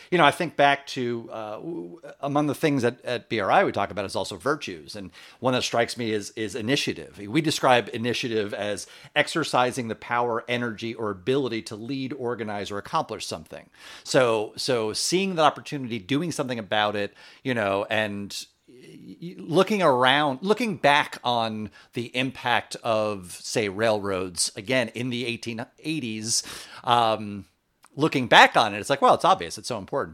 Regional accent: Long Island, New York, United States; I grew up on Long Island, um, uh, not far from Centerport, where the Vanderbilt Museum is.

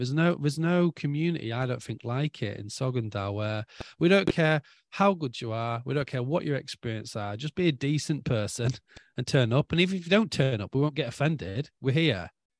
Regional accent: England, United Kingdom; now in Norway; So like, obviously I'm English.

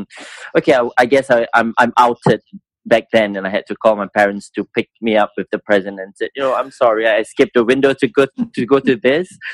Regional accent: Singapore; I came from Rosyth School, which is one of the top schools in Singapore

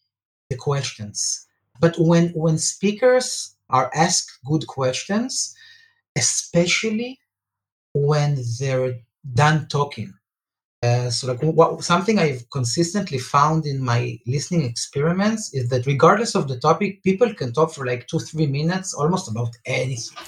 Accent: Israel; I'm from Israel

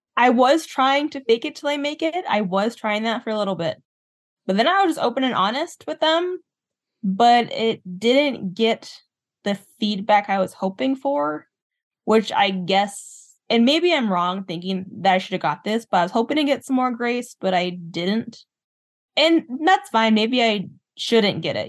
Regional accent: Southwest, United States; moved away as an adult; now in Minnesota, United States; I moved from the Southwest, lived in the Southwest my whole life, and I moved to the Midwest, uh, to Minnesota

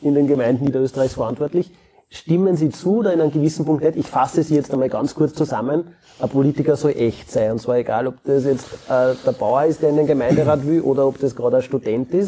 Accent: Austria; bei uns in Österreich

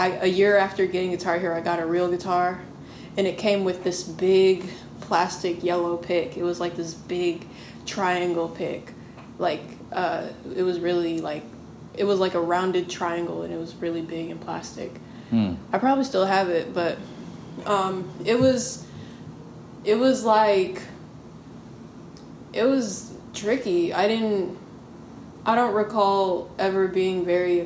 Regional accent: Nashville, Tennessee, United States; moved away; also born or lived in Huntsville, Alabama; I was born in Huntsville, Alabama, but I moved to Nashville when I was 3

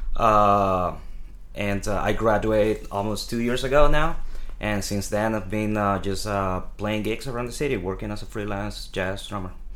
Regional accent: Venezuela; moved away as an adult; now in New York City, United States; I come from Venezuela. Um, I moved to New York

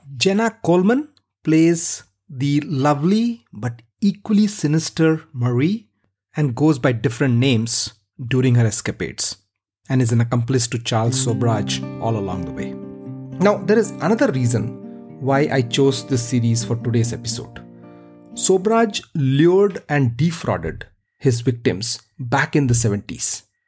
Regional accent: India; I grew up in India

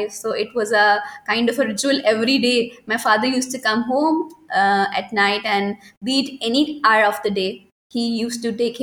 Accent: Lahore, Punjab, Pakistan; moved away as an adult; now in Karachi, Pakistan; I was born in Karachi and I was only 6 months old when my father got transferred to Lahore and we shifted there. And then I spent whole of my life in Lahore.

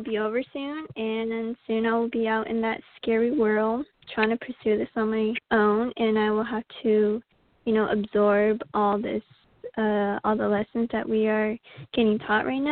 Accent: St. Michaels, Arizona, United States; moved away as an adult; now in New York, United States; I am from St. Michael's, Arizona

